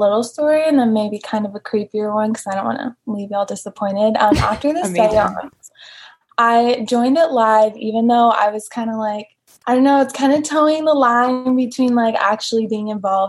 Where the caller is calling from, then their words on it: Austin, Texas, United States; I'm calling from Austin, Texas.